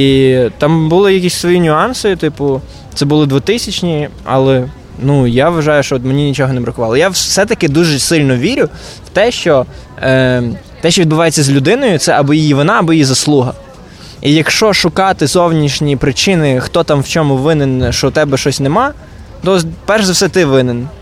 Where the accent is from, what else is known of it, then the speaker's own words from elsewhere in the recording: Chervonohrad, Lviv Oblast, Ukraine; also born or lived in Kopytiv, Lviv Oblast; Я родом з села, село Копитів, Сокальської е, той Сокальського району, колишнього тепер Черноградського району Львівської області.